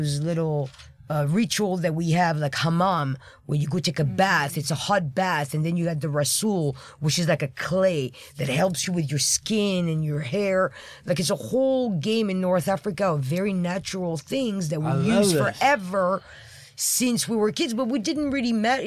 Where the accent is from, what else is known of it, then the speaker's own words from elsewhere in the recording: Île-de-France, France; English is a second language; moved away; I grew up in France, I was born in France, but my grandmother was from Algeria